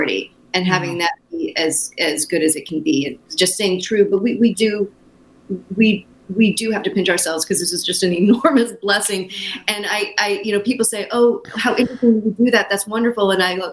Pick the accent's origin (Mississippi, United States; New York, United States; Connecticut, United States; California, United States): California, United States; Los Angeles; Ivy and I were both born and raised in Los Angeles.